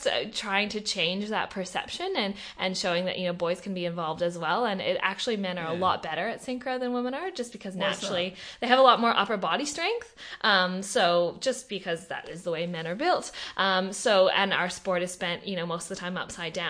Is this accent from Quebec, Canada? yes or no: no; Vancouver, British Columbia, Canada; moved away as an adult; now in Western Australia, Australia; I'm from Vancouver, Canada